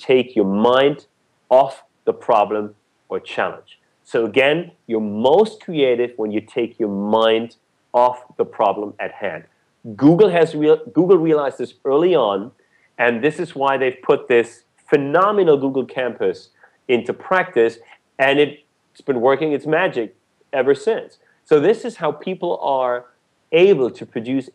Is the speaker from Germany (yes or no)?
yes; Germany; moved away; I was born and raised in Germany